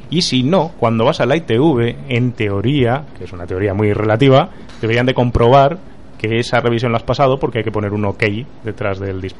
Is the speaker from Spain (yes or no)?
yes; Pontevedra, Galicia, Spain; also born or lived in Barcelona; now in Madrid, Spain; Tú eres paisana mía.